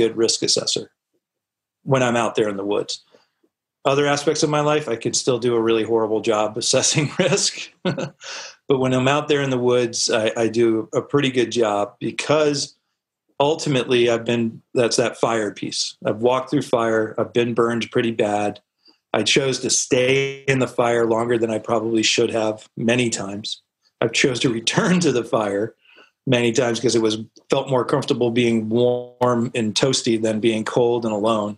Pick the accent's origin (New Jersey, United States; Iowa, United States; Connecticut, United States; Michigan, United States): Connecticut, United States; Norwalk; I'm originally born and raised in Norwalk. Well, raised in Norwalk, Connecticut, down on the coast